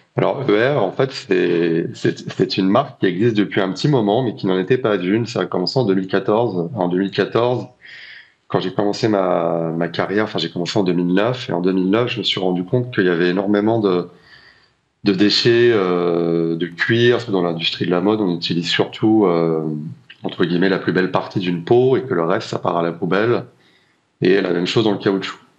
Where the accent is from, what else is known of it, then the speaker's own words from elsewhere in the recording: La Rochelle, Nouvelle-Aquitaine, France; j'ai grandi au bord de l'océan, j'ai grandi à La Rochelle